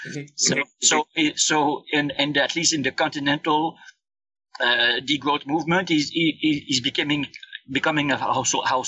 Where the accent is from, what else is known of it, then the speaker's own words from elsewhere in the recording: Canada; also born or lived in Montreal, Quebec; I'm Canadian. I did my PhD at McGill University in Montreal, and I'm still based in Montreal.